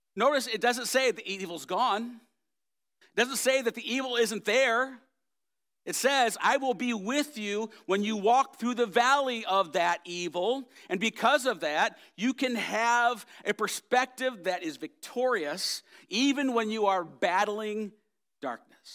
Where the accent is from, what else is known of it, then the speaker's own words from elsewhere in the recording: United States; I am an American and I'm proud of it